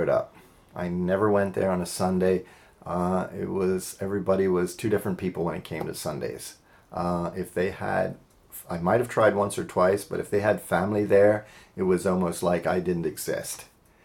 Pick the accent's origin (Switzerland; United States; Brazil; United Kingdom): United States; Lancaster County, Pennsylvania; I grew up in Lancaster County, Pennsylvania